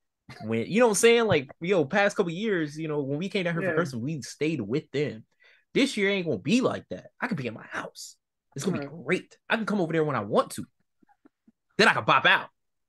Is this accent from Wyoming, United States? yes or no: no; Virginia, United States; also born or lived in North Carolina; Remember, I'm from Virginia and North Carolina